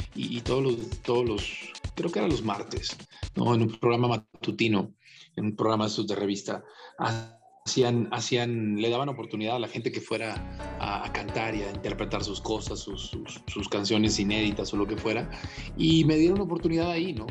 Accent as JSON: {"language": "Spanish", "town": "Tijuana", "region": "Baja California", "country": "Mexico", "moved": "as an adult", "lives_now": "Mexico City, Mexico", "said": "rentaba una casa en Tijuana, de donde soy"}